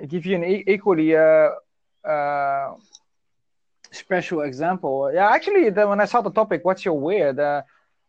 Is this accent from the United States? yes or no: no; Netherlands; English is a second language; I'm from the Netherlands.